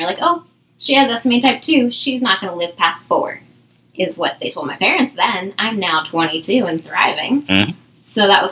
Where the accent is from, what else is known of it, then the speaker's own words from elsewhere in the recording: Orange County, Southern California, United States; now in Seattle, United States; I was born and raised down in Southern California